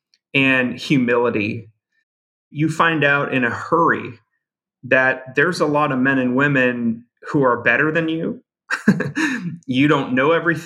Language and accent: English; Brainerd, Minnesota, United States; I grew up in a small town in northern Minnesota called Brainerd, Minnesota.